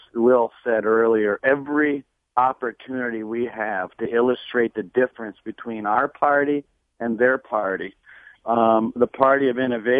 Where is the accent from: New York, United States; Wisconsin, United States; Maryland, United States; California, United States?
Wisconsin, United States; I grew up in Wisconsin when Illinois was Republican